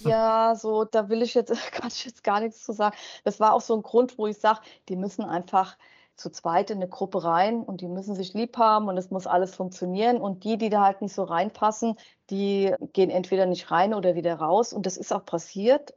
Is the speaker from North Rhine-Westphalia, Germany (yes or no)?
no; Wiesbaden, Hesse, Germany; now in Mainz, Germany; ich bin ja aus Wiesbaden und ich wohne in Mainz und ich will ja auch gar nicht mehr weg